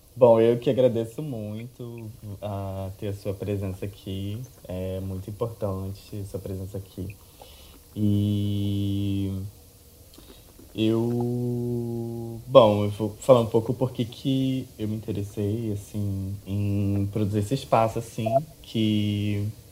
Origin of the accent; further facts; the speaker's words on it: Rio de Janeiro, Brazil; eu moro no Rio de Janeiro desde, desde sempre.